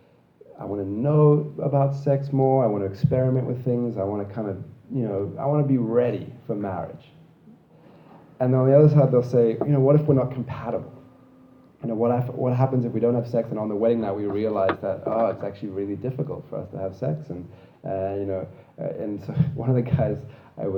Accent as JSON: {"language": "English", "country": "Zimbabwe", "tie": "born or raised there", "also_born_or_lived": "Australia", "moved": "yes", "lives_now": "Canada", "said": "I grew up in Zimbabwe where dogs were not allowed inside the house"}